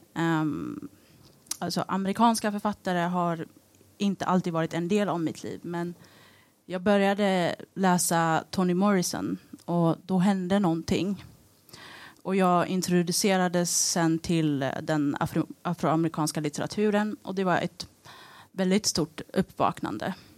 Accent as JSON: {"language": "Swedish", "country": "Eritrea", "moved": "yes", "lives_now": "Sweden", "said": "där jag kommer ifrån, Eritrea"}